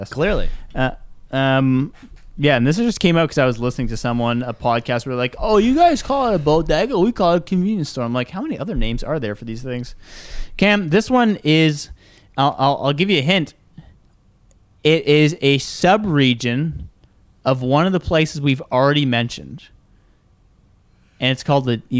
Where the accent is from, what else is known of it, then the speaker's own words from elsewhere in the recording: Michigan, United States; accent: Michigan; Incorrect. It's actually Michigan. So next time you're in Michigan and you need to say